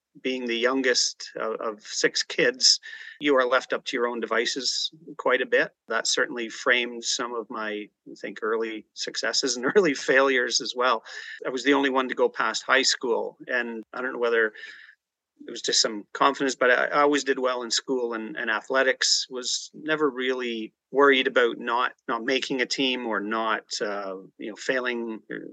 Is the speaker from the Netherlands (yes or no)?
no; Ajax, Ontario, Canada; also born or lived in Toronto, Ontario; I was born in the east side of Toronto. I grew up in the Ajax Pickering area, the youngest of six kids.